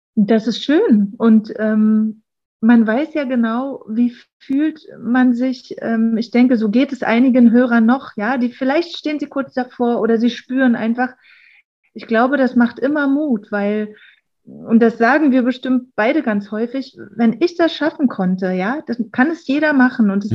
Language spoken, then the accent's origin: German; Berlin, Germany; wir kommen aus Berlin